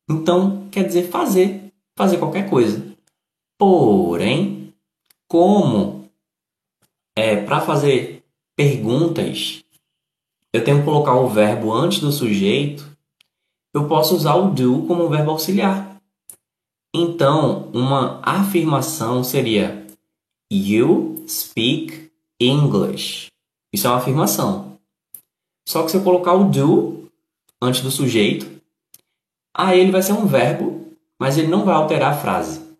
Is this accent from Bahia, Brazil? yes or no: yes; Bahia, Brazil; Eu sou da Bahia, mas no momento estou morando em Santa Catarina.